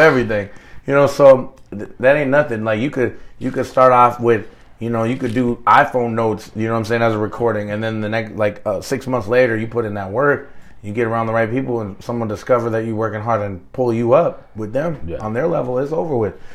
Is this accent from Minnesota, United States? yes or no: yes; Plymouth, Minnesota, United States; moved away as an adult; now in Atlanta, United States; I was raised in Minneapolis. I was raised in Plymouth